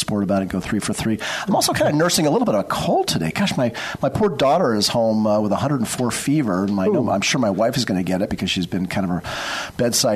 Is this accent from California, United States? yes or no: yes; Novato, California, United States; I hail from Novato